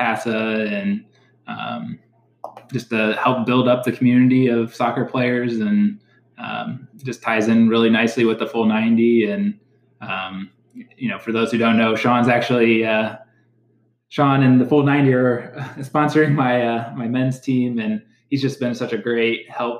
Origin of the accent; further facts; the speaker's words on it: Findlay, Ohio, United States; I grew up in Findlay, Ohio, which is just down the road on 75